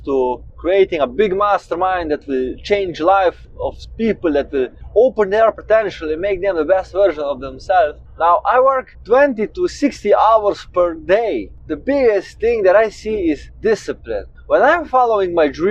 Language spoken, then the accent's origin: English; Slovenia; I'm 27 years old and I come from Slovenia.